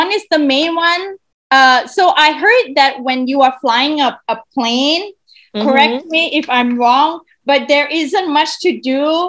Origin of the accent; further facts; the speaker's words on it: Malaysia; I also speak Bahasa because I'm from Malaysia.